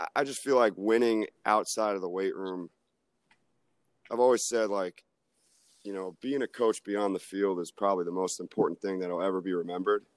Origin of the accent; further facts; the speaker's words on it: Tampa, Florida, United States; moved away as an adult; now in Atlanta, United States; I took a shot at this free internship at South Florida because I'm from Tampa. So I went home for the summer